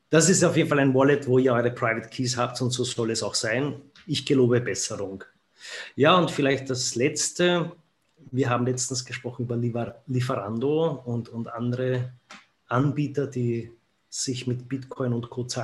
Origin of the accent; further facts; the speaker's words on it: Austria; ich, wie man hört, bin ja aus Österreich